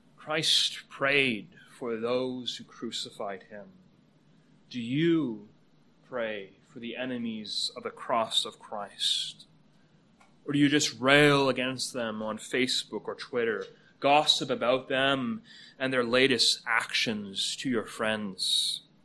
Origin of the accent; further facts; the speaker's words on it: Canada; moved away as an adult; now in United States; Canada is my home country